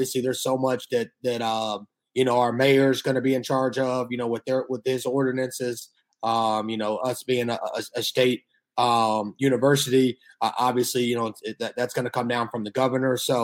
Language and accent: English; Atlanta, Georgia, United States; moved away as an adult; also born or lived in Hamilton, New York / Tulsa, Oklahoma; I was born and raised in Atlanta, East Atlanta